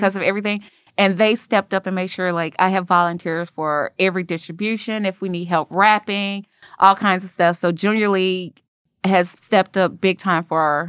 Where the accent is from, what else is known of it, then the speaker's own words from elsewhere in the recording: Chicago, Illinois, United States; moved away as an adult; now in Memphis, United States; I was born and raised in Chicago. I came here for University of Memphis.